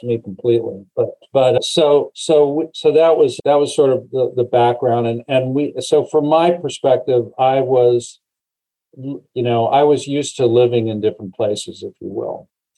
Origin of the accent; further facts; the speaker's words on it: Erie, Pennsylvania, United States; moved away as an adult; also born or lived in Arizona / California / Southern Ohio / New York; I really grew up, you know, junior or middle school and high school in Erie, Pennsylvania, up on the lake.